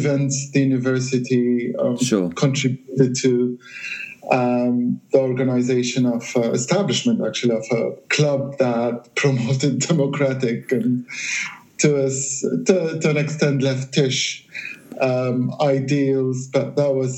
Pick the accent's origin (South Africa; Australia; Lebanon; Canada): Lebanon; moved away; I'm from Lebanon, originally from Lebanon, and coming from Lebanon